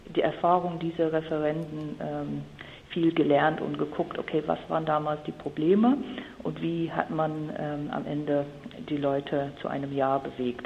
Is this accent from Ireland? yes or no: yes; Ireland; also born or lived in Mecklenburg-Vorpommern; now in Germany; also ich komme ursprünglich aus Irland. Meine ganze Familie ist ir irisch und wohnt auch in einer schönen ländlichen Gegend von Irland